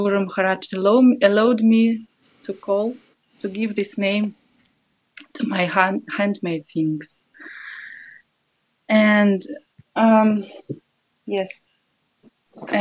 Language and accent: English; Russia; English is a second language; now in Austria; I'm from Russia. Now I live in Austria with my husband and four children near Vienna in small village